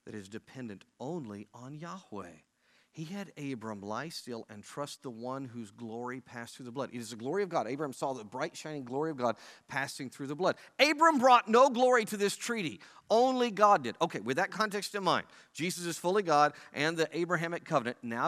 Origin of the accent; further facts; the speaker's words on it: Oklahoma, United States; moved away; I'm from Oklahoma where Johnny Bench is from